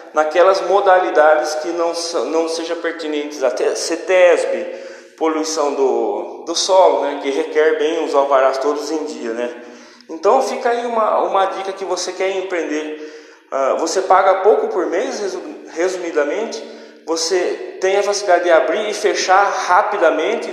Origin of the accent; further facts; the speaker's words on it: Brazil; como brasileiros